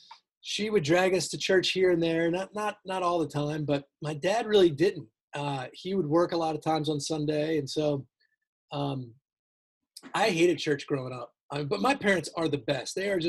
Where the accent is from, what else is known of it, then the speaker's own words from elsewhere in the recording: Towson, Maryland, United States; moved away as an adult; also born or lived in Virginia; I grew up in Baltimore, Maryland, in Towson, actually. And then I came down to Virginia for college, went to University of Virginia.